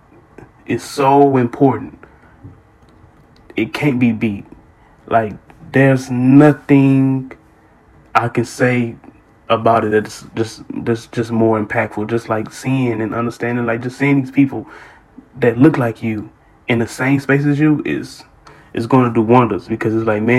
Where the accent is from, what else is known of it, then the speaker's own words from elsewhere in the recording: Houston, Texas, United States; I grew up, if you from Houston, you know what it is. Like, I grew up in Trinity Garden.